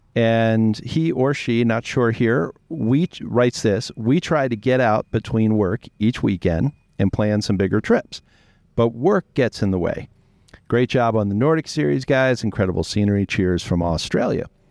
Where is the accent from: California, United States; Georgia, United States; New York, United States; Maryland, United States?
Maryland, United States; Baltimore; moved away as an adult; also born or lived in Annapolis, Maryland; now in Montana, United States; growing up in Baltimore, and, and we were always coming to Montana to fly fish.